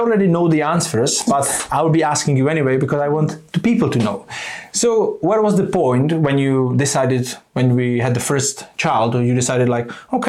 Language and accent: English; Czechia; now in United Kingdom; we are from Czech Republic